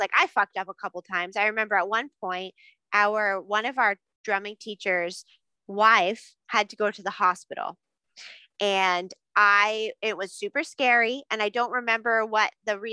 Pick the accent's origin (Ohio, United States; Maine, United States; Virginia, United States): Maine, United States; we're from Maine